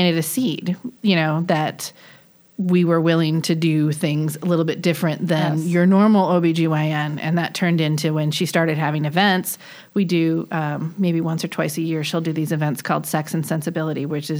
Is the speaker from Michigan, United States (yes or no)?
yes; Detroit, Michigan, United States; now in Charlotte, United States; both from Michigan, but I'm from Detroit and the east side of Detroit